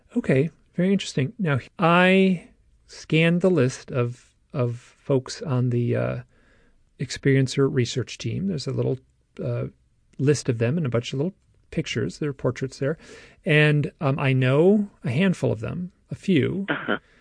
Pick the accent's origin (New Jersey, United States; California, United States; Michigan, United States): Michigan, United States; I'm from Michigan too